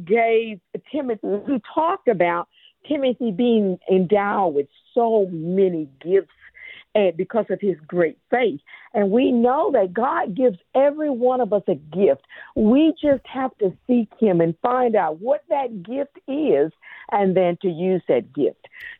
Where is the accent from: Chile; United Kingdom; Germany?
Germany; Actually, I grew up in Germany and as a military brat, and I didn't realize my name was a German word